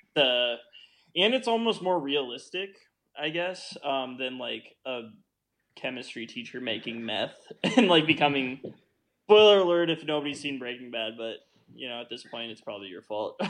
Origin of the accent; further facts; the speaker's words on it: Midwest, United States; I'm from the Midwest